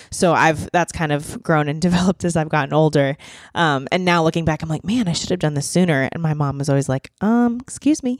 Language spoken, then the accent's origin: English; Boiling Springs, Pennsylvania, United States; moved away as an adult; now in Nashville, United States; I grew up in a small town in Pennsylvania. It's called Boiling Springs.